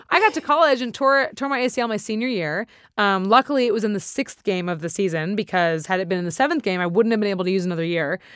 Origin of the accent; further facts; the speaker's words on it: Santa Monica, California, United States; I'm from here. I'm born and raised in Santa Monica